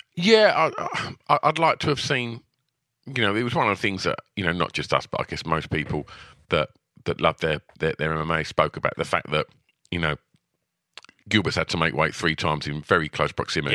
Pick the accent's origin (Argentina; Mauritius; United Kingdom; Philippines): United Kingdom; we're British fans